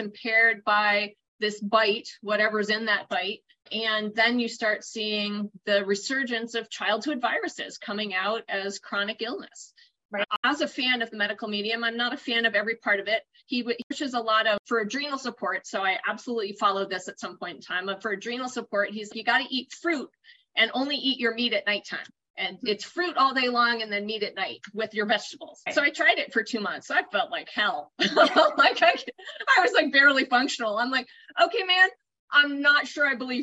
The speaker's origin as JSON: {"language": "English", "town": "Boston", "region": "Massachusetts", "country": "United States", "tie": "born or raised there", "also_born_or_lived": "New Jersey", "moved": "as an adult", "said": "So I grew up in the East Coast. I grew up in Boston."}